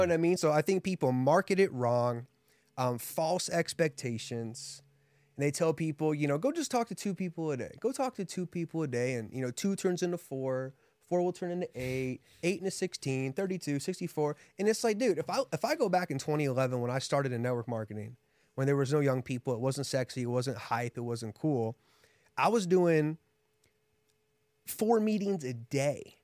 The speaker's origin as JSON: {"language": "English", "town": "Columbus", "region": "Ohio", "country": "United States", "tie": "born or raised there", "also_born_or_lived": "Houston, Texas", "moved": "as an adult", "lives_now": "Las Vegas, United States", "said": "Grew up in Columbus, Ohio"}